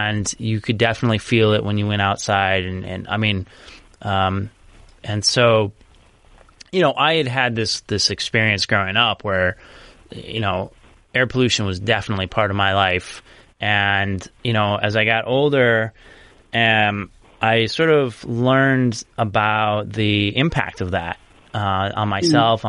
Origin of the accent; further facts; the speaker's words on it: Los Angeles, California, United States; I relate to just as an Angeleno